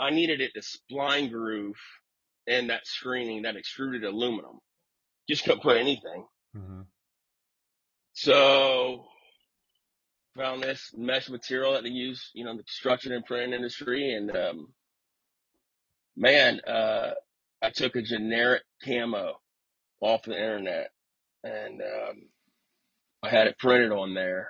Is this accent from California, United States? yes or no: no; Tampa, Florida, United States; I'm from Florida